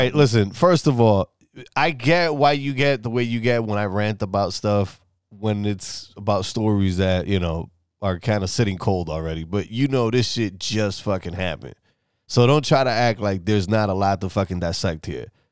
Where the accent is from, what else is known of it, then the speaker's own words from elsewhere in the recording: New York, United States; moved away; I'm from New York, right? Well, I'm originally from New York.